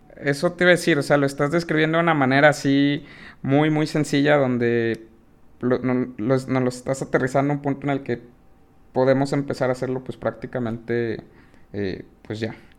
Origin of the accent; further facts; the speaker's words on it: Mexico; como mexicanos